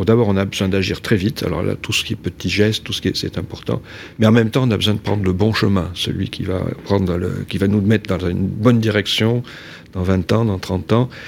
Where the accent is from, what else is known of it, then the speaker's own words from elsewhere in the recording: Nouvelle-Aquitaine, France; je travaille en région Aquitaine, qui est ma région d'origine